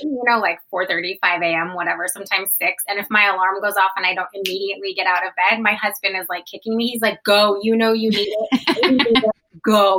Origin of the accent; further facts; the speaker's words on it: Portland, Oregon, United States; we're both from Portland